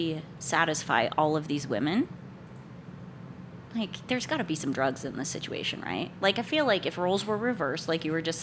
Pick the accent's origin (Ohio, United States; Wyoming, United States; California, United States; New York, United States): Wyoming, United States; I grew up in Wyoming, right next door to Utah